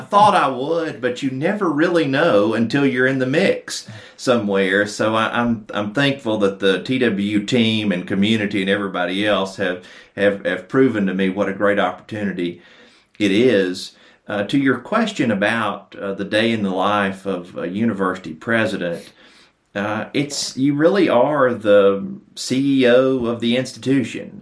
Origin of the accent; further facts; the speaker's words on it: Athens, Tennessee, United States; moved away; growing up in Athens, and I'm really thrilled to be back here today